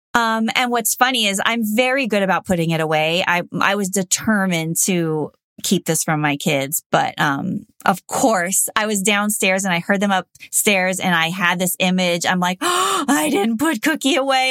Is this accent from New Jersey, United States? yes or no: no; Los Angeles, California, United States; I grew up in the Valley in Los Angeles